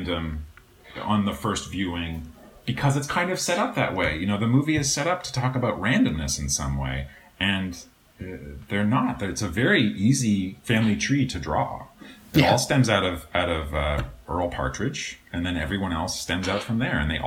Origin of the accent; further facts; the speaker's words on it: Canada; moved away as an adult; now in Los Angeles, United States; as a kid growing up in Canada